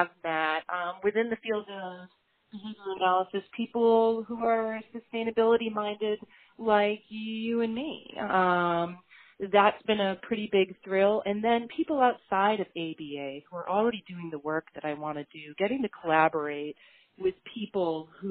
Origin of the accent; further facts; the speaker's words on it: Beverly, Massachusetts, United States; my hometown here in Beverly, Massachusetts